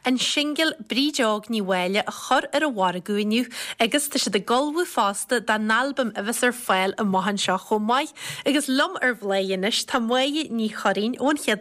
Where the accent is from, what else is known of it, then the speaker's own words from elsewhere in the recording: Longford, Leinster, Ireland; Is as Longford mé?